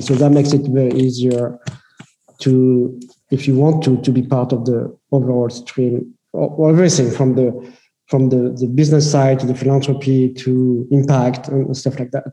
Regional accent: France; moved away as an adult; also born or lived in United States; I grew up in France

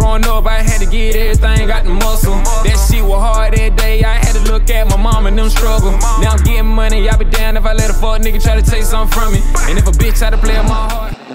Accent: Alabama, United States; moved away as an adult; now in Seattle, United States; born and raised, I'm from Alabama

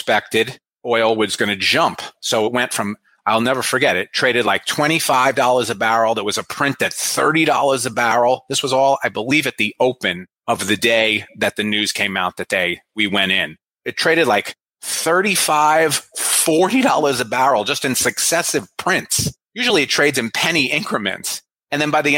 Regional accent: New Jersey, United States; born or raised there

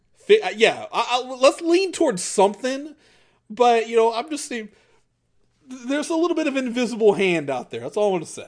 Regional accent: Chicago, Illinois, United States; I'm from Chicago.

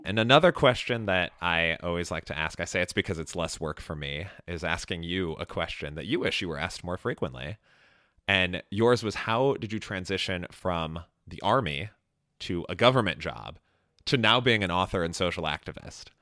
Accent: Chicago, Illinois, United States; I grew up in Chicago

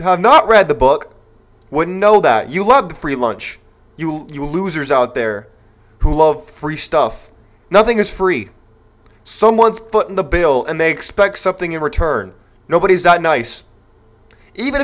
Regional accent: California, United States; That's my home state

